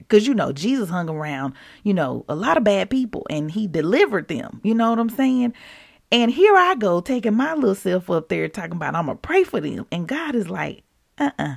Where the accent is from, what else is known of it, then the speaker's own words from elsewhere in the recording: Mississippi, United States; I grew up in Mississippi